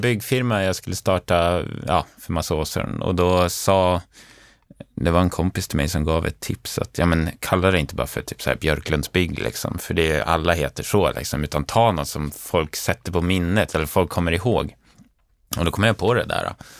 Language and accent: Swedish; Umeå, Västerbotten County, Sweden; moved away as an adult; now in Stockholm, Sweden; Sen flyttade jag till Stockholm, jag kommer från Umeå från början